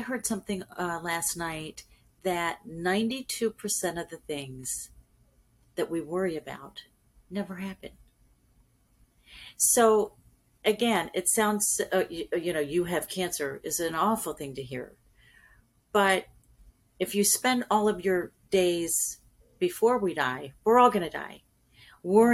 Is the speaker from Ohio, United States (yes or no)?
no; California, United States; now in Panama City, United States; I was raised in California